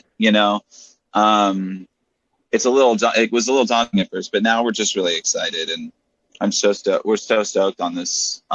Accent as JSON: {"language": "English", "town": "Lodi", "region": "California", "country": "United States", "said": "I am from Northern California, so I'm just like adjacent to the Bay Area, about like 40 minutes outside of the Bay, in a little just cow shit town called Lodi, California"}